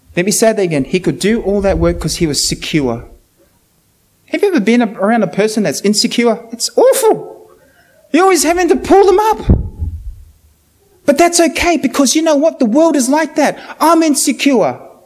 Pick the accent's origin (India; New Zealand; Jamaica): New Zealand; now in Australia; I'm from New Zealand